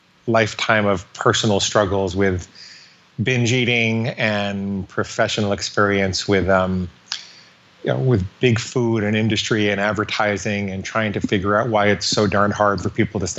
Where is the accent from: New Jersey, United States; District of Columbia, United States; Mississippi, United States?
District of Columbia, United States; Washington; born there; I was born in Washington, D.C. My dad was a psychologist.